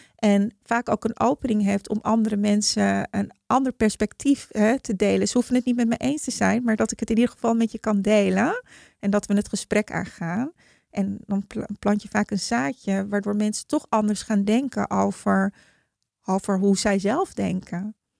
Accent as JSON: {"language": "Dutch", "town": "Heemstede", "region": "North Holland", "country": "Netherlands", "also_born_or_lived": "Haarlem", "said": "ik kom uit Heemstede."}